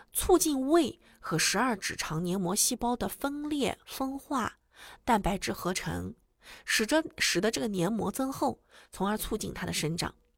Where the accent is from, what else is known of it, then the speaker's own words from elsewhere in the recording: China; 我们中国人